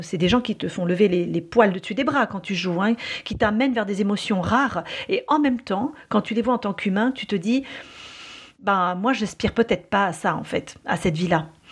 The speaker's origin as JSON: {"language": "French", "country": "France", "said": "chez nous en France"}